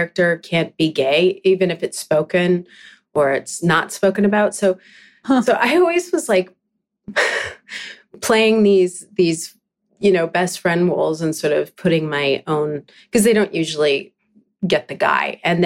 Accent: Vancouver Island, British Columbia, Canada; now in Vancouver, Canada; I'm from Vancouver Island. That's where I grew up

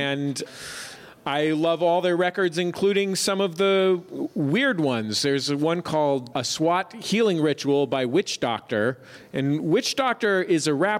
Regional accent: San Francisco, California, United States; I'm a native San Franciscan

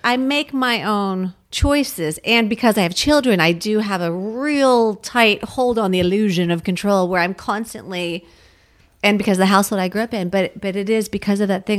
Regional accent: United States; I grew up seven miles outside of Washington, D C

